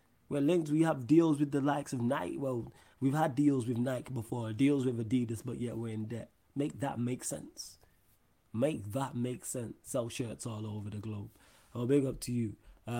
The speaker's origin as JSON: {"language": "English", "town": "Manchester", "region": "North West England", "country": "United Kingdom", "said": "Me as someone from Manchester, when I go away and I go abroad and I say, oh, they say, where are you from? I say Manchester."}